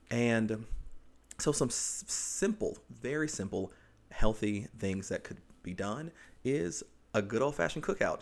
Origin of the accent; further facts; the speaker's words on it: the South, United States; moved away; I grew up in the South